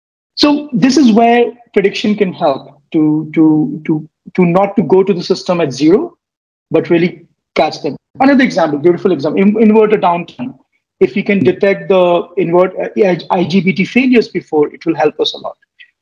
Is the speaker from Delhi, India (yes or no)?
yes; Delhi, India; also born or lived in Bihar; brought up in Delhi. My father was in still is in Indian Air Force, moved quite a lot. And originally I'm from Bihar.